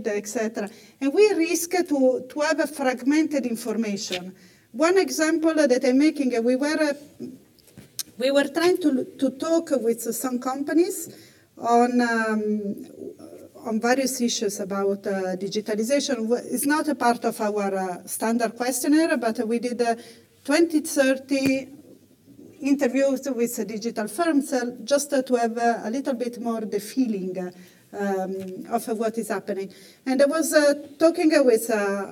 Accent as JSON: {"language": "English", "country": "Italy", "said": "I come from Italy"}